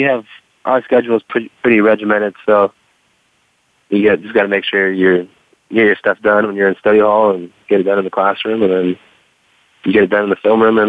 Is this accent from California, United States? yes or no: yes; Santa Rosa, California, United States; So I'm from Santa Rosa, California.